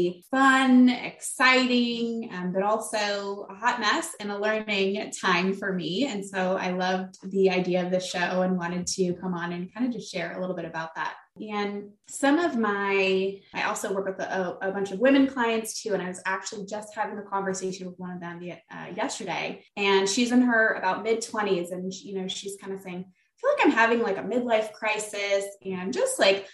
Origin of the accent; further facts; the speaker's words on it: Flint, Michigan, United States; moved away as an adult; I'm from the area of Flint, Michigan